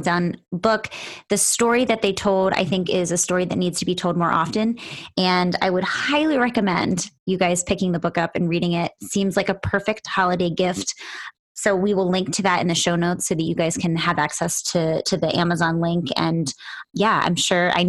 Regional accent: Pennsylvania, United States; I'm from Pennsylvania

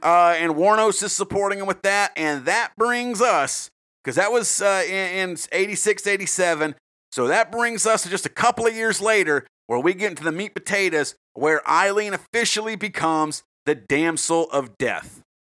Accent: South Carolina, United States; I'm from South Carolina

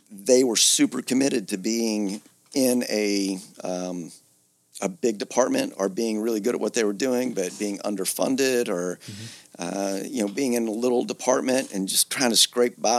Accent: Georgia, United States; moved away as an adult; also born or lived in Atlanta, Georgia / Philadelphia, Pennsylvania; originally I'm from Georgia.

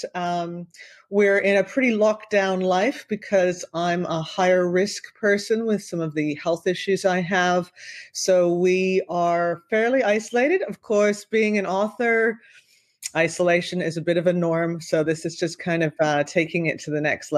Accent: Canada; also born or lived in Vancouver / Australia; I'm back in beautiful Canada in my hometown and we have a house here

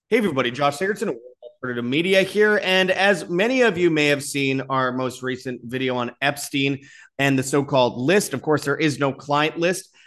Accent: Winnipeg, Manitoba, Canada; in Winnipeg, my hometown

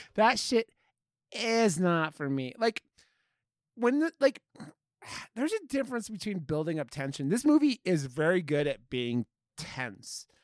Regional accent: Ohio, United States; I grew up in Ohio

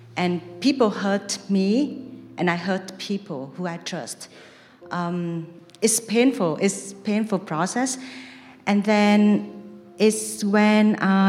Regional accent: Vietnam; moved away; I was living in Vietnam, so Buddhism is like a very big thing in my home country

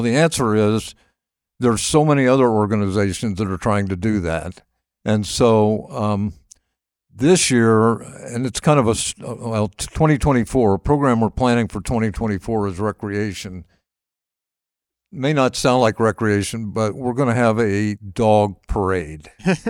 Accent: Dayton, Ohio, United States; also born or lived in Columbia, South Carolina; And so I grew up in Dayton, and we would come up and spend the month of August.

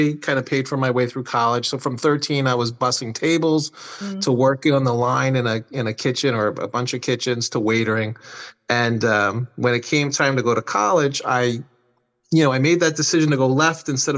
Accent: New Jersey, United States; I'm from New Jersey

